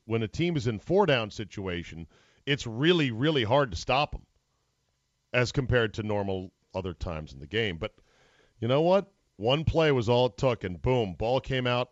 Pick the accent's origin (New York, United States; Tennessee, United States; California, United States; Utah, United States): New York, United States; Utica; I'm from Utica